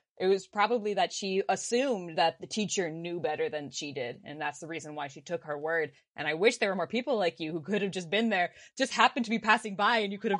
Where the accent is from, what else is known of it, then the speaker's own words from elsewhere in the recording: East Coast of the US, United States; first language Finnish; also born or lived in Los Angeles, California; So I was raised, well, I was born in Los Angeles. And so I went to daycare and nursery school there and later on moved to the East Coast of the US. My mom is from Finland.